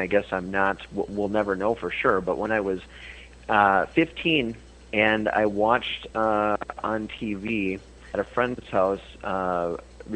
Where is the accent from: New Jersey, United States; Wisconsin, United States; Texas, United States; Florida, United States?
Wisconsin, United States; Fountain City; I'm from Fountain City, Wisconsin